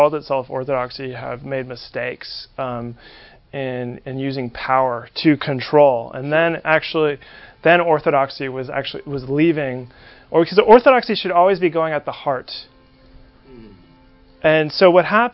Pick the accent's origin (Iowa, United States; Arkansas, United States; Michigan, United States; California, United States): California, United States; San Francisco; I grew up in San Francisco, California